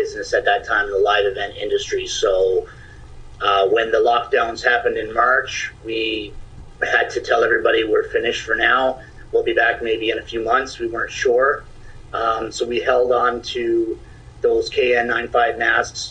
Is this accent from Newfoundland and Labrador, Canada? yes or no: yes; Stephenville, Newfoundland and Labrador, Canada; moved away as an adult; also born or lived in Toronto, Ontario